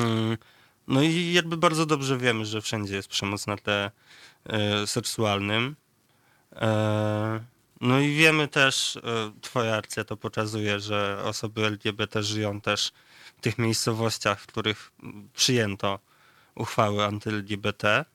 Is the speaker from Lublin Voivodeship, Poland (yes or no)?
yes; near Ryki County, Lublin Voivodeship, Poland; powiatu ryckiego, y, bardzo niedalekiego zresztą moim rodzinnym stronom